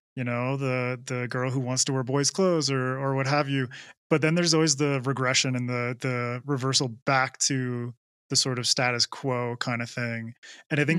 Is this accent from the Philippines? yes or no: no; Canada; I'm, I'm from Canada